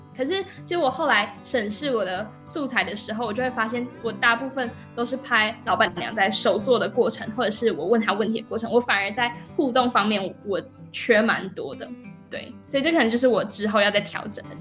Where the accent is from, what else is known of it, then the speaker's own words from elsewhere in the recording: Zhushan, Nantou County, Taiwan; 我是来自南投竹山的